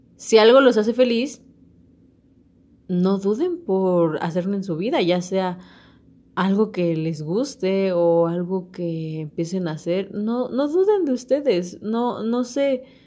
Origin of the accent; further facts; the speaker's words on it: Mexico; como mexicanos y, unirnos como verdaderos mexicanos